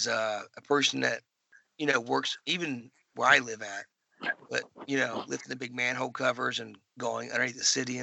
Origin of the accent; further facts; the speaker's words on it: United States; growing up in the States